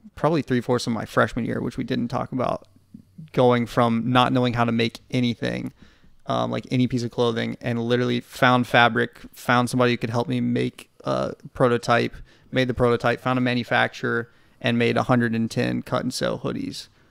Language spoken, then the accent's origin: English; Nashville, Tennessee, United States; we're from Nashville